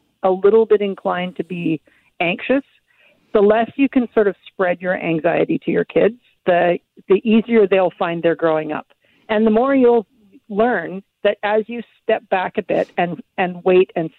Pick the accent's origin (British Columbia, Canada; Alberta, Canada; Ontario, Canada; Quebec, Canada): British Columbia, Canada; Victoria; also born or lived in Vancouver; I grew up in Victoria. I'm in Vancouver now